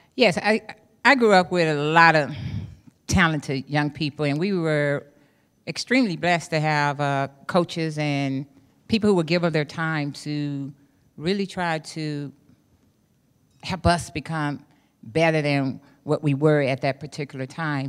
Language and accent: English; East St. Louis, Illinois, United States; I grew up in East Saint Louis, Illinois